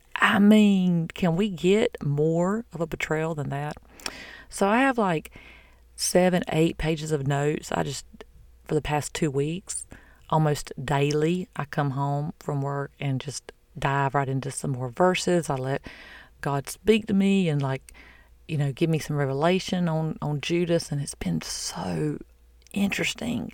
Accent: the South, United States; I'm from the South

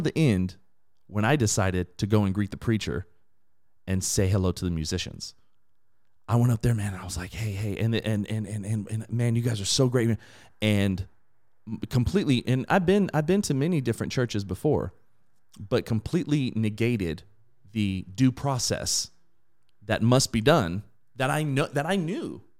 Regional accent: Inland Empire, California, United States; I was raised in a, an incredibly diverse area in the Inland Empire

